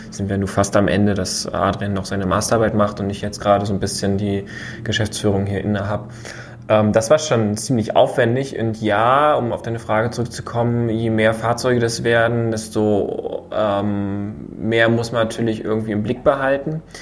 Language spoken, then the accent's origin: German; Rostock, Mecklenburg-Vorpommern, Germany; Wir sind ja beide Rostocker